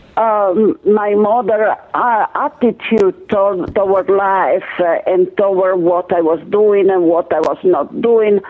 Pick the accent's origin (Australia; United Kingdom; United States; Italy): Italy; moved away as an adult; I was born in Italy.